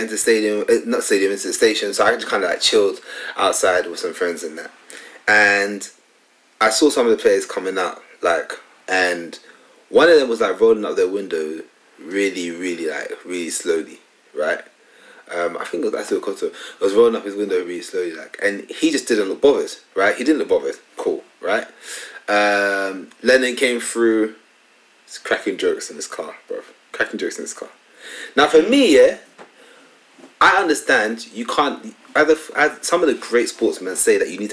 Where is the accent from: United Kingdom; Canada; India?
United Kingdom; London; I grew up in Tottenham, and despite going to school across the road from the stadium